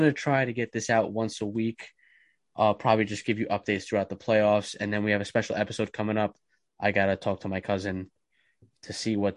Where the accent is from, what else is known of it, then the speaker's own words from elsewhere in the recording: New Jersey, United States; I'm from New Jersey.